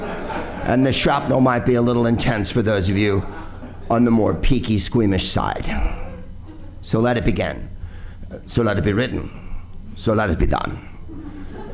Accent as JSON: {"language": "English", "town": "San Francisco", "region": "California", "country": "United States", "said": "I'm from San Francisco"}